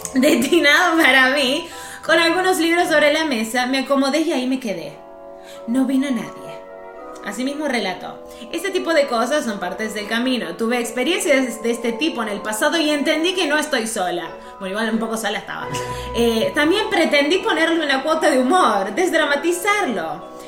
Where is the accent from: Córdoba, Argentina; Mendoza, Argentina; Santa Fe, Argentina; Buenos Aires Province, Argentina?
Córdoba, Argentina; Bell Ville; moved away; mi pueblo originario, el Belville